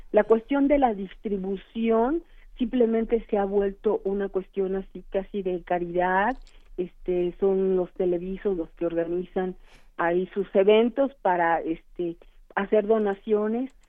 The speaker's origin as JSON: {"language": "Spanish", "country": "Mexico"}